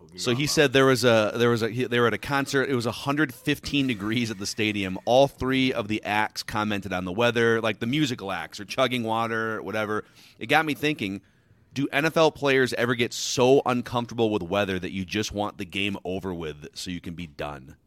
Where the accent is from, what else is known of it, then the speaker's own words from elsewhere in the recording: Minnesota, United States; I grew up in Minnesota